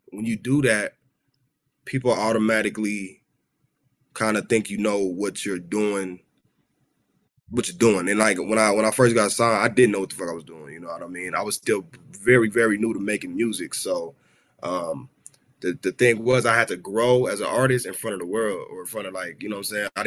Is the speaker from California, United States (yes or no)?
yes; Los Angeles, California, United States; I grew up in South Central. Okay. L.A.